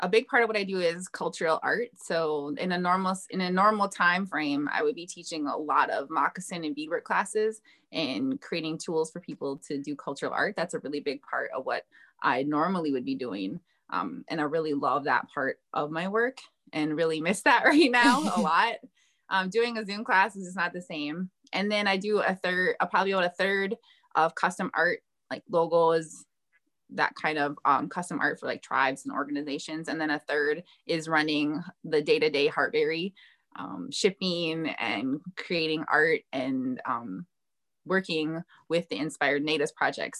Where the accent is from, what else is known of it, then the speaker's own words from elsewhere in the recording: Fond du Lac, Minnesota, United States; I'm from Fond du Lac